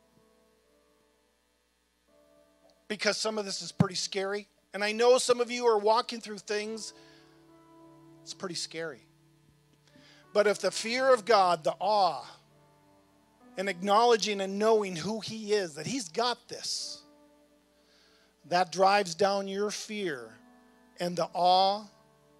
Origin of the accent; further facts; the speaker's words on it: North Dakota, United States; moved away as an adult; also born or lived in Virginia; now in Winchester, United States; I'm from North Dakota.